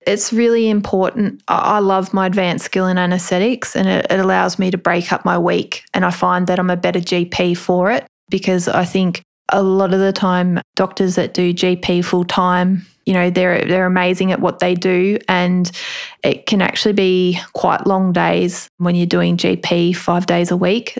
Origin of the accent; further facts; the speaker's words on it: Melbourne, Victoria, Australia; I'm originally from Melbourne. So just grew up